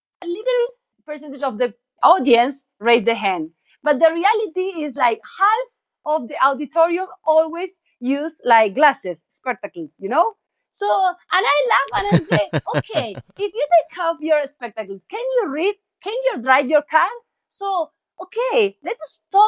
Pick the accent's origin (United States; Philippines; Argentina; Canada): Argentina; I'm from Argentina.